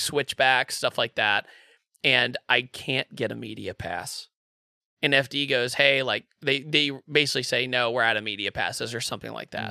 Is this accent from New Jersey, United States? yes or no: no; Richmond, Virginia, United States; moved away; I'm originally from Richmond, Virginia